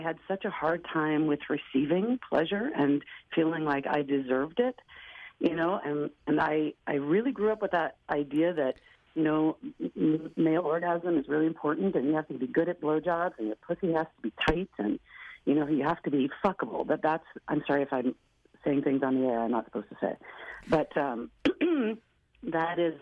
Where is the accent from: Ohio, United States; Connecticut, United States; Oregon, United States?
Oregon, United States; Portland; Portland, where I'm from